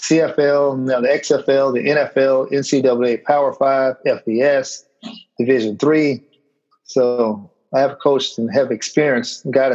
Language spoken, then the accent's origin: English; Michigan, United States; born there; Yeah, so I was born in Michigan